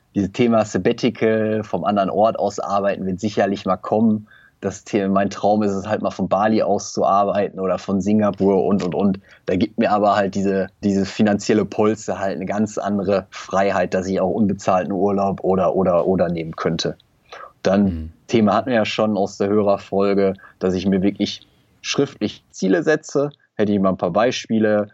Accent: Germany; dass ich in Deutschland geboren bin, bei einer stabilen Familie

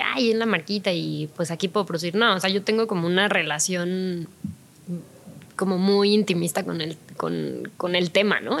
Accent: Mexico

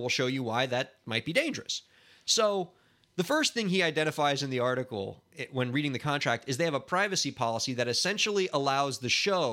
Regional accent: Miami, Florida, United States; We're from Miami where there's neither any snow nor mountains

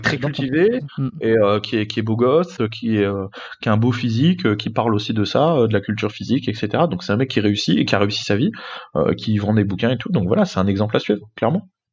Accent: France; je suis français

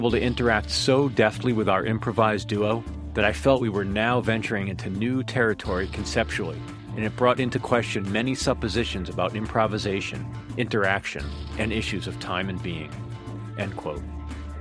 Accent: Hamden, Connecticut, United States; I grew up just outside of New Haven. I'm from Hamden originally

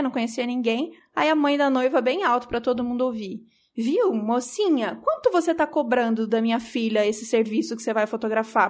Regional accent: São Paulo, Brazil; Eu sou de São Paulo, a gente é de São Paulo

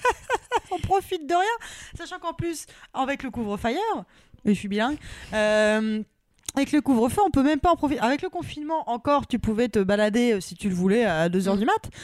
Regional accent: Normandy, France; now in Paris, France; je suis normande

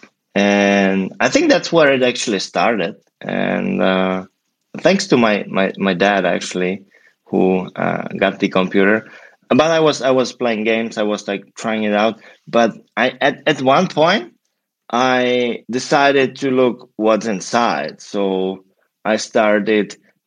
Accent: Prague, Czechia; moved away as an adult; now in San Francisco, United States; I'm originally from Prague, from the Czech Republic, and probably 7 years ago made the leap to the US

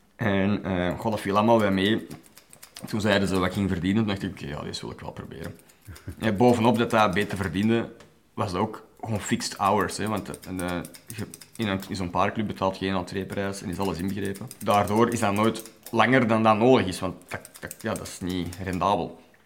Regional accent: Brasschaat, Flanders, Belgium; also born or lived in Ostend / Ekeren; Ik ben geboren in Oostende. En op heel vroege leeftijd zijn we verhuisd naar Eker, waar wij heel kortstondig hebben gewoond, want daar weet ik eigenlijk helemaal niks meer van. En dan zijn wij opgeruimd in Capelle, Braschaat

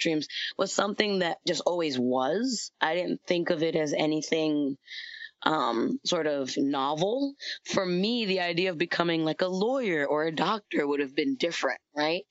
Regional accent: New York, United States; I'm from New York

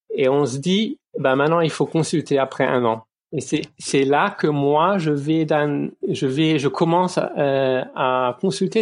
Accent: Lorraine, Moselle, Grand Est, France; moved away as an adult; now in Ludwigshafen, Germany; je viens de Lorraine, de, de Moselle

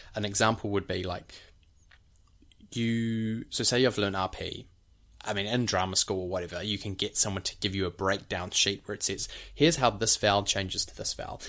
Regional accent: New Zealand; in New Zealand, we're pretty monotonous

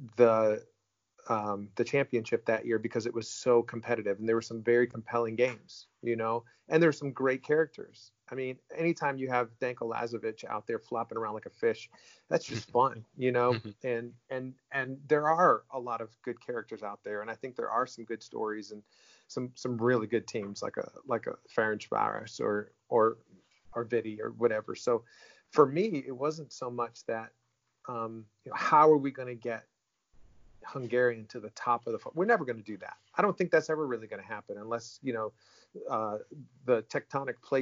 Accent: United States; growing up in the United States

